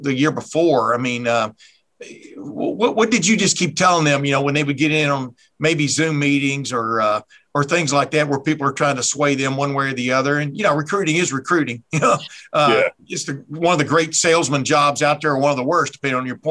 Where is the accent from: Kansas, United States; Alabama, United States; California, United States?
Alabama, United States; moved away; also born or lived in Texas; I was born in Alabama, raised in Alabama and Texas, went to Alabama home games